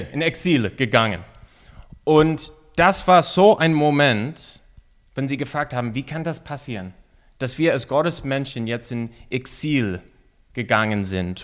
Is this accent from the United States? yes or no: yes; United States; German is a second language; moved away as an adult; now in Mainz, Germany; als eine Amerikaner